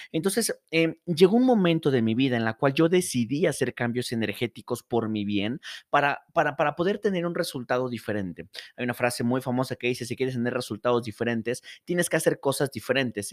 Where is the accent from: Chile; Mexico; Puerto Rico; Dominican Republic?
Mexico; Morelos; moved away as an adult; now in Mexico City, Mexico